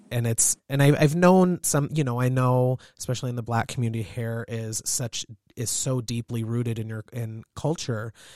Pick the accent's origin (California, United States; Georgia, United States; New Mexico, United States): California, United States; Southern; now in Montana, United States; I grew up in Southern California and I'm half Asian